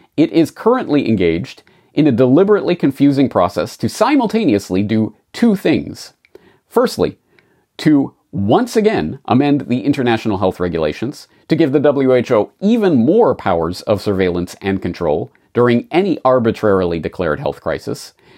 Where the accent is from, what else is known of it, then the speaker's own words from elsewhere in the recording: Canada; moved away as an adult; now in Japan; I'm a Canadian who has been living and working in Japan for nineteen years now